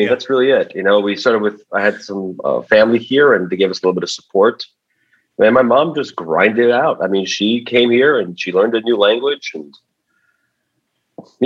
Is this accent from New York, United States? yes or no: yes; New York City, New York, United States; also born or lived in Uzbekistan / Rego Park; We came here when I was 1990. I was 5 years old. Moved to Forest Hills. So I was a Forest Hills kid